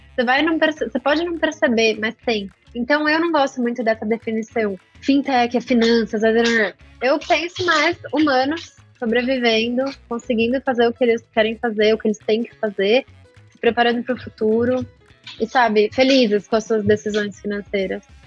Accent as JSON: {"language": "Portuguese", "country": "Brazil", "said": "eu, sendo brasileira"}